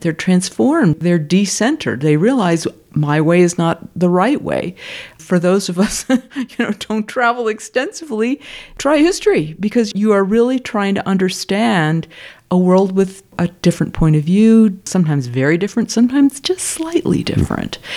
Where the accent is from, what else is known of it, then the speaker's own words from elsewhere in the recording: United States; I'm an American